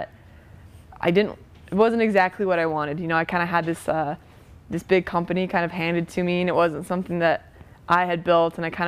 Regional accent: Blythe, California, United States; moved away as an adult; also born or lived in upstate New York; now in Salt Lake City, United States; I'm from a small farm town in Southern California

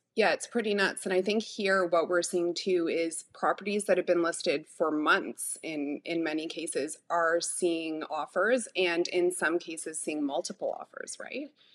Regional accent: Toronto, Ontario, Canada; I was born and raised in Midtown Toronto

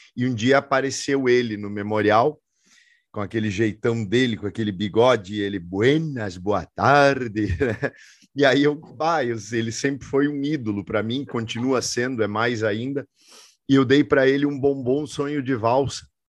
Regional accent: Nova Prata, Rio Grande do Sul, Brazil; now in Porto Alegre, Brazil; eu vim de Nova Prata

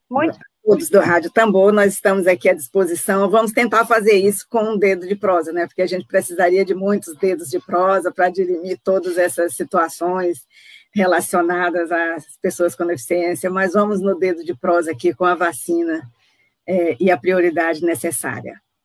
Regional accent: Brazil

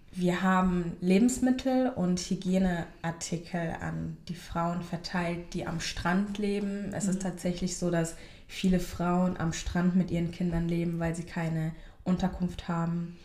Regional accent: Germany; ich, die mhm. hier geboren ist und aufgewachsen ist

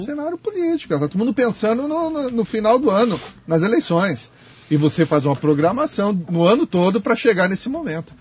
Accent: Brazil; como brasileiro

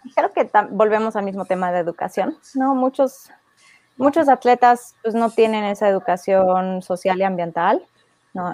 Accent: Mexico; si solo me dedico al trail en México, no puedo vivir de ello

